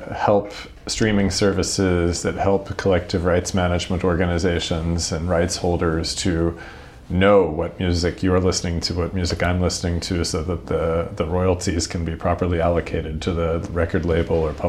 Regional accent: United States; I'm an American music and technology lawyer by background

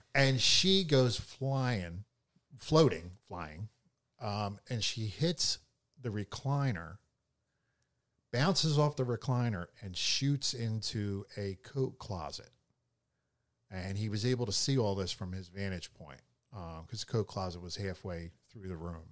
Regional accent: Philadelphia, Pennsylvania, United States; I grew up in Philadelphia

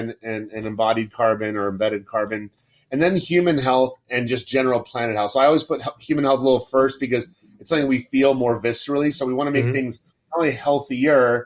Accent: Florida, United States; I grew up in Florida almost all my life

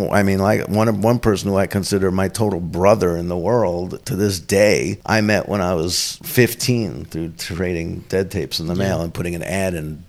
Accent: New York, United States; growing up in the 70s in New York

